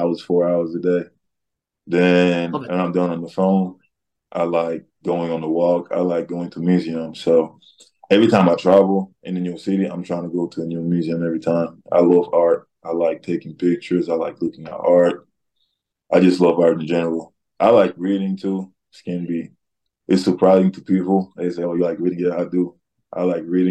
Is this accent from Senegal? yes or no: yes; Senegal; moved away; also born or lived in Washington State; I'm coming from Wazoo in Senegal.